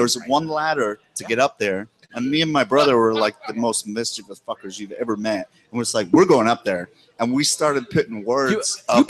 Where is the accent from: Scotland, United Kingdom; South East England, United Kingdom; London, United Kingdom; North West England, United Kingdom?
Scotland, United Kingdom; Thurso; moved away as an adult; now in United States; As far as you can go, all the way to the top on the north coast, there's a town in the middle called Thurso, and that's where I'm from.